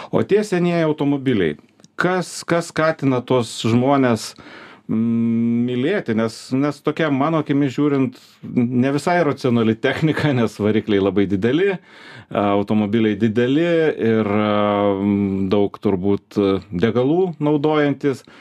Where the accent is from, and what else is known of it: Lithuania